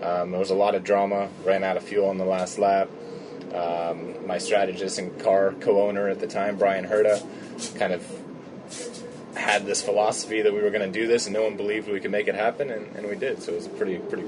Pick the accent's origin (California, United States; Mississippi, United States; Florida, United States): California, United States